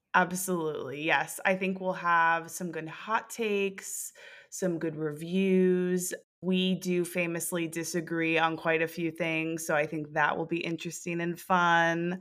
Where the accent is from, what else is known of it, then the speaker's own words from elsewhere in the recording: New Jersey, United States; We are both from New Jersey